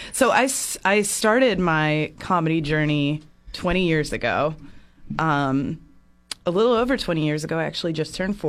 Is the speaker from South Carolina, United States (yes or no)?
yes; Charleston, South Carolina, United States; also born or lived in Chicago; now in Central Coast, California, United States; I grew up on the Southeast Coast. I'm originally from Charleston, South Carolina.